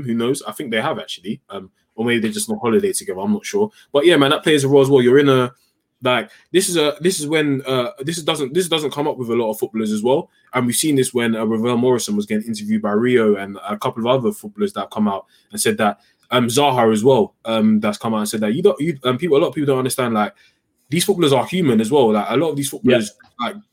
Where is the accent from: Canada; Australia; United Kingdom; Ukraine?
United Kingdom; as Britain, as a British people